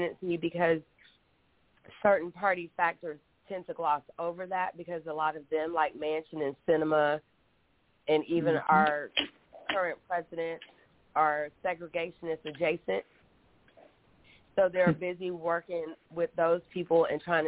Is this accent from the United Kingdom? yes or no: no; Texas, United States; also born or lived in Galveston, Texas / Henderson, Texas; I grew up in Texas. I was born in Galveston between Baytown, Fresno, South Houston, Henderson